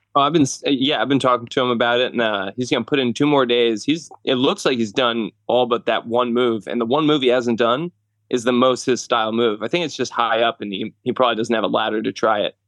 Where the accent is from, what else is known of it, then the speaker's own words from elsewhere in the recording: New Jersey, United States; moved away as an adult; now in Langhorne, Pennsylvania, United States; I'm from North Jersey